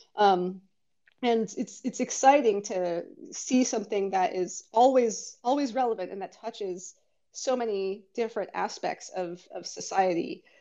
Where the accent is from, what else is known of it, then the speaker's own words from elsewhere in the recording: Bay Area, California, United States; born and raised in the Bay Area